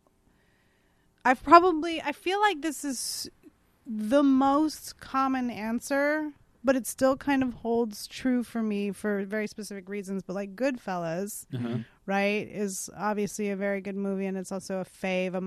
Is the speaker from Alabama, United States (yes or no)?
no; San Francisco, California, United States; moved away as an adult; also born or lived in New York; now in Los Angeles, United States; growing up in San Francisco, everybody sells weed